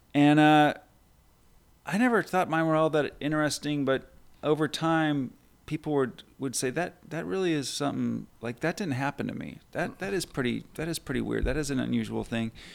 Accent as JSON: {"language": "English", "town": "Burbank", "region": "California", "country": "United States", "tie": "born or raised there", "said": "being kind of a shy and awkward kid growing up in Burbank"}